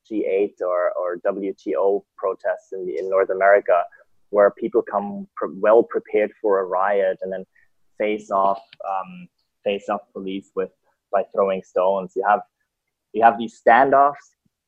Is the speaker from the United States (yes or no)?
no; Germany; also born or lived in Italy / Austria; now in Hong Kong; I was born in Italy. {S0} Okay. {S2} Grew up mainly in Germany, Austria. I studied economics in Vienna, moved to Hong Kong